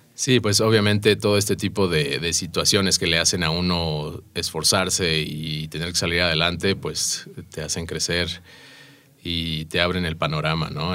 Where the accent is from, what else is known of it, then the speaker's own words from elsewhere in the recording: Mexico; aquí como mexicano